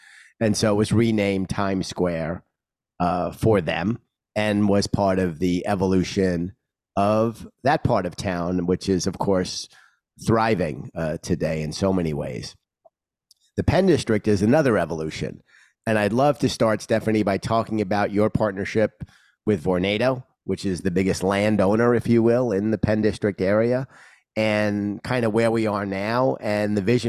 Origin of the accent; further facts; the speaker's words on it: New York City, New York, United States; I'm a New Yorker. I grew up in Queens, taking the Long Island Railroad into Penn Station and going to Madison Square Garden, and know the area quite well.